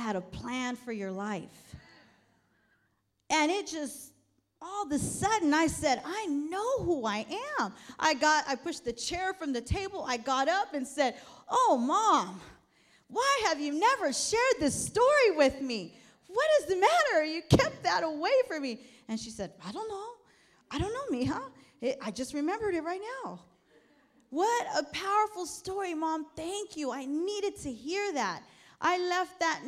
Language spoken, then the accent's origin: English; New York City, New York, United States; moved away; also born or lived in Sacramento; I'm from New York, and I was born in Brooklyn, New York